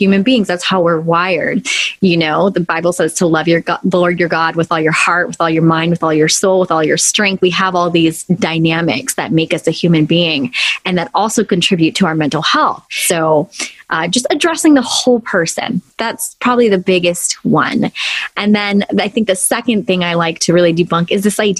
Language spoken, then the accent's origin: English; Los Angeles, California, United States; Born and raised in Los Angeles, I'm in California